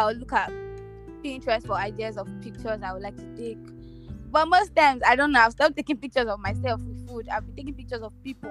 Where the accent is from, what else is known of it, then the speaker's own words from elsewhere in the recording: Nigeria; I'm Nigerian.